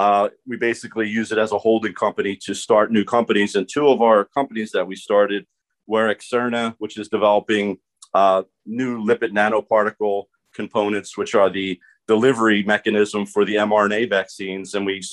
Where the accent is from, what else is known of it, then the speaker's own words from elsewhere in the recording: Philadelphia, Pennsylvania, United States; So I'm from Philadelphia, and I started, I was at Temple University getting my PhD in organic chemistry.